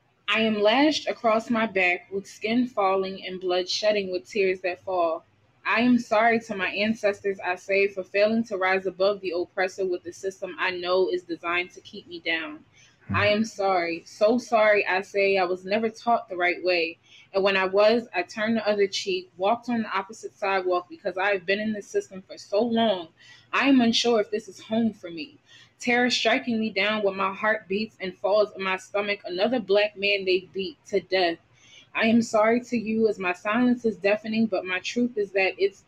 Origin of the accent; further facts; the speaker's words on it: New York City, New York, United States; now in New Jersey, United States; originally I'm from New York. I rep the Bronx all day